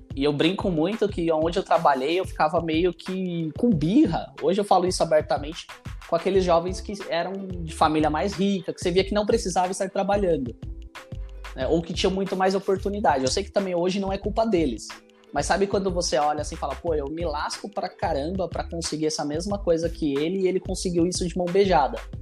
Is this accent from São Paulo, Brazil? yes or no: yes; São Paulo, Brazil; eu sou aqui da periferia também de Ermelino Matarazzo, aqui de São Paulo